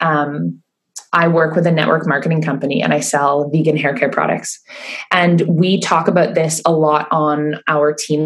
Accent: Keswick, Ontario, Canada; I started running classes in Keswick because I felt more comfortable. That was my hometown.

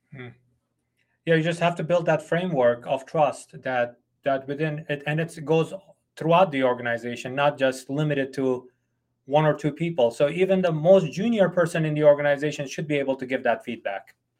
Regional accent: United States; I'm an American boss

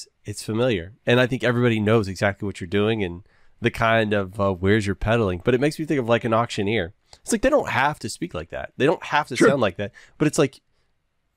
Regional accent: Texas, United States; I'm from the South. I grew up in Texas

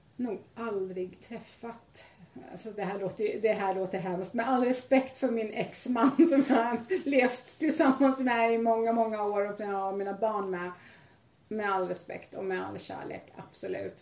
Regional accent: Sweden; jag är lite typiskt svensk naiv

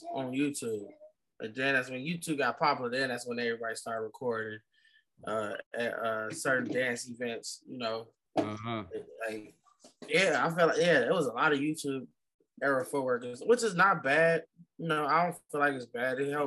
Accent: Chicago, Illinois, United States; growing up in Chicago

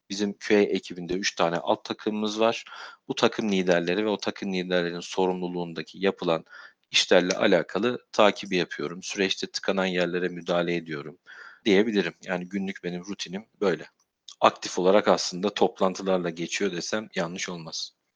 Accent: Sivas, Sivas Province, Turkey; moved away as an adult; also born or lived in Istanbul; Doğma büyüme Sivaslıyım. Üniversite yıllarına kadar e, Sivas'ta yaşadım.

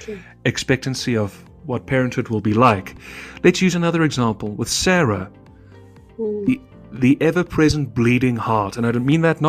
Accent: South Africa; I'm a South African

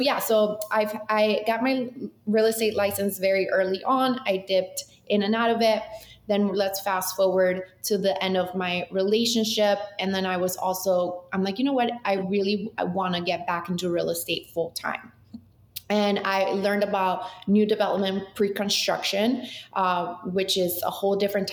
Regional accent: Boca Raton, Florida, United States; also born or lived in Mexico City, Mexico; now in Miami, United States; I'm from Mexico City originally, so I am like, I'm Latina, but I've been in South Florida since I was 9 years old, and I moved straight. We lived in Boca

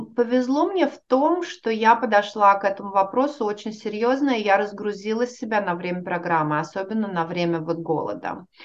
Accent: Russia; moved away as an adult; now in United States; я уехала из России

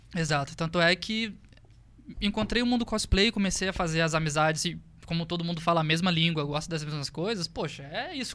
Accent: interior of Rio de Janeiro, Brazil; moved away as an adult; eu sou do interior do Rio de Janeiro

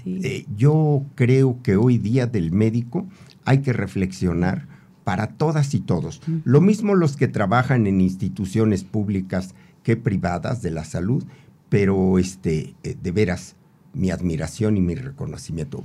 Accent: Temimilcingo, Morelos, Mexico; yo provengo de una familia muy muy pobre eh, allá en mi pueblo natal Temimilcingo

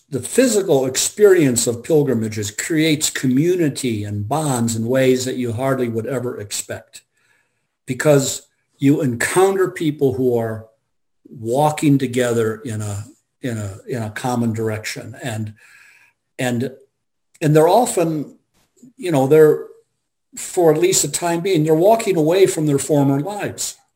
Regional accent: Australia; i'm I'm uh … from Australia.

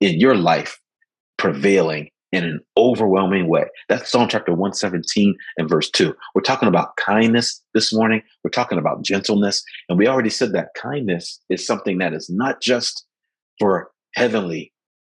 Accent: Philadelphia, Pennsylvania, United States; I grew up in Philadelphia. When I grew up and where I was raised in West Philadelphia

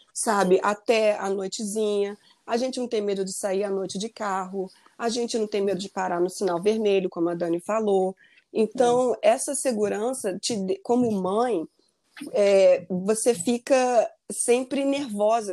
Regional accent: Rio de Janeiro, Brazil; moved away as an adult; also born or lived in Maryland, United States; now in United States; voltar para o Rio, eu sou do Rio

